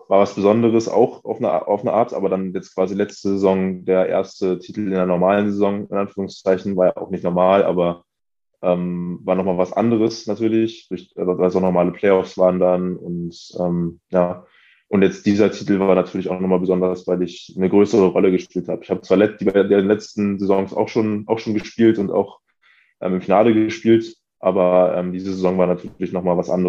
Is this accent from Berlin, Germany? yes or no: yes; Berlin, Germany; ich bin in Wilhelmsruh aufgewachsen. Das ist ähm, in Pankow, aber so ein bisschen, ähm, bisschen weiter draußen gelegen, würde ich sagen.